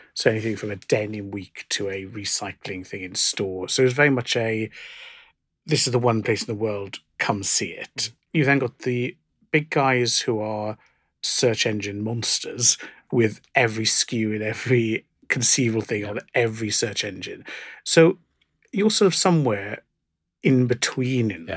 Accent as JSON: {"language": "English", "region": "South Wales", "country": "United Kingdom", "tie": "born or raised there", "said": "growing up in South Wales where we'd go to Cardiff"}